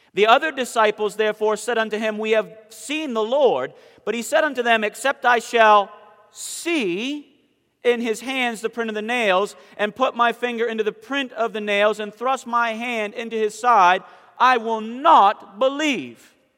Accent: Southern Maine, United States; now in Conover, United States; I'm from Southern Maine

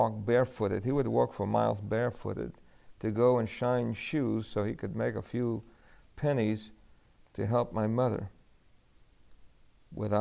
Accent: New York City, New York, United States; also born or lived in El Fanguito, Puerto Rico; We grew up in New York City

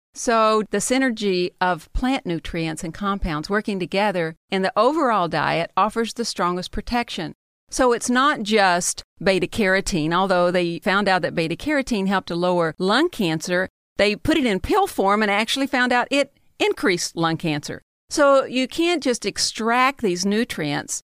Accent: the South, United States; I'm from the South

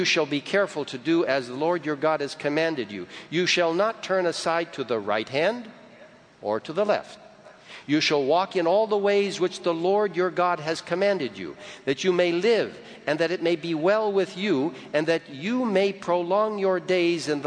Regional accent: Egypt; moved away; I grew up in Egypt, and it's a wonderful country

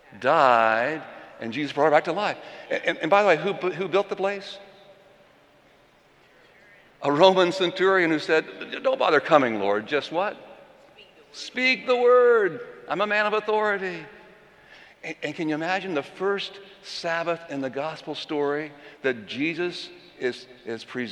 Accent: Orlando, Florida, United States; moved away; also born or lived in North Carolina; I was born here in Orlando, but grew up in my teenage years in North Carolina

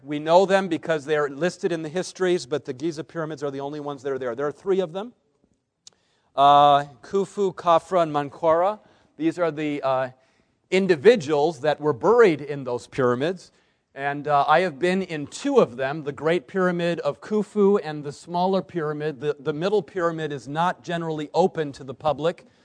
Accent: Berrien Springs, Michigan, United States; I grew up in Berrien Springs, Michigan, right across the lake from Chicago

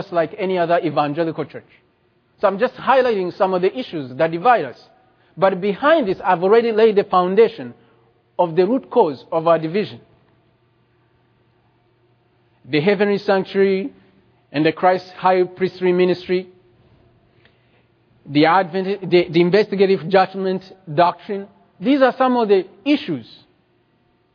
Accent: Rwanda; moved away; I come from Rwanda

